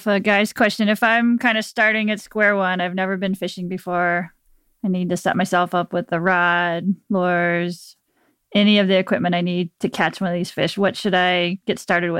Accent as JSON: {"language": "English", "region": "Virginia", "country": "United States", "tie": "born or raised there", "said": "I grew up in Virginia as well"}